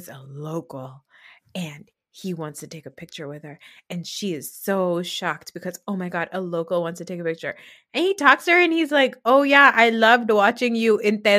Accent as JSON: {"language": "English", "region": "New Jersey", "country": "United States", "said": "And I was like, don't show me a mall. I'm from New Jersey. I don't need to see more malls."}